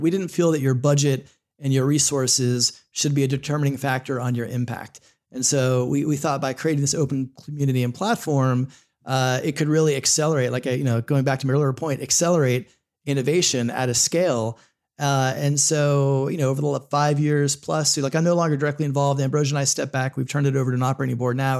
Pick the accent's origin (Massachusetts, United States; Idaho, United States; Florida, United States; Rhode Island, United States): Florida, United States; also born or lived in New York / Los Angeles; now in Northern Virginia, United States; I grew up in Florida, spent some time in New York and L